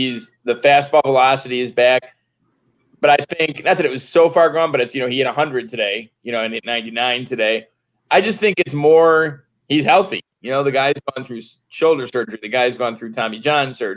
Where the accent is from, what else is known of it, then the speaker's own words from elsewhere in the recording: Flossmoor, Illinois, United States; I grew up in Flossmoor